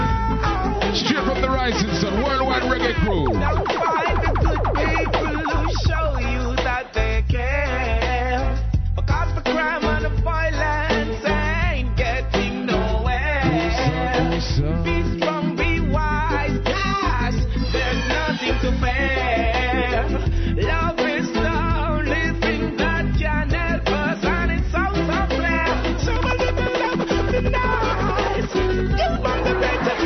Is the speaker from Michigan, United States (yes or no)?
no; New York City, New York, United States; my hometown of Brooklyn, New York.